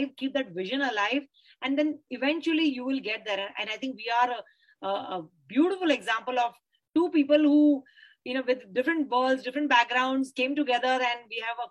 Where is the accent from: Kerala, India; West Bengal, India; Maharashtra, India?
Maharashtra, India; Mumbai; I grew up in Bombay. So, you know, Bombay is in my blood.